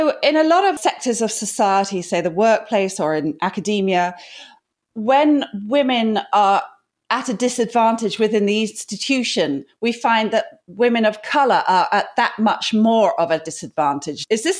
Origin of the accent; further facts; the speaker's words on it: United Kingdom; I'm British